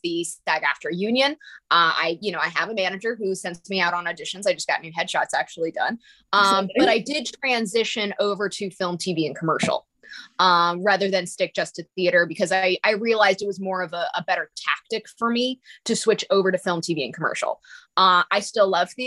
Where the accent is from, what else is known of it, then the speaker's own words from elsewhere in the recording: Rye, New York, United States; I'm originally from Westchester, New York, specifically Rye